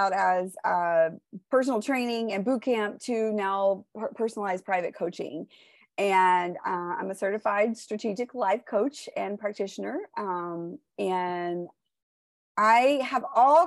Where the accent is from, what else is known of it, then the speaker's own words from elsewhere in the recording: Houston, Texas, United States; I grew up in Houston, Texas, and I still live in Houston, Texas, but I grew up here in the Cypress area